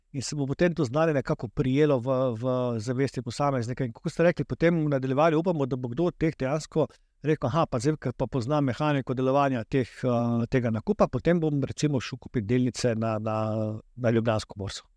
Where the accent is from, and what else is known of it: Slovenia